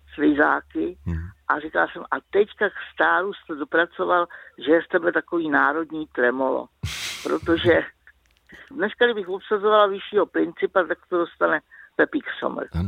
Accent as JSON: {"language": "Czech", "region": "Prague", "country": "Czechia", "said": "já jsem ze Žižkova."}